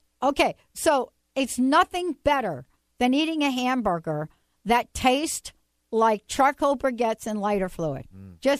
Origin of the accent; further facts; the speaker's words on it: New Jersey, United States; Because I'm from Jersey.